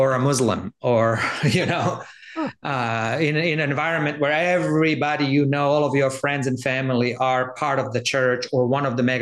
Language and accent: English; Zagreb, City of Zagreb, Croatia; moved away; I grew up in Zagreb, which is capital of Croatia.